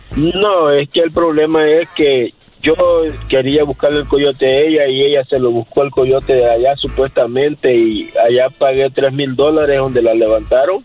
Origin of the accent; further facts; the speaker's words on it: El Salvador; yo soy salvadoreño.